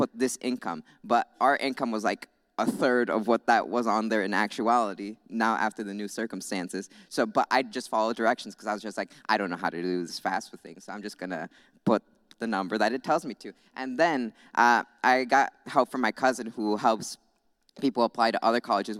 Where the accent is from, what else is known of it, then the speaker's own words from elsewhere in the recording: Goshen, Indiana, United States; I'm from Goshen. I was born right across the street, actually.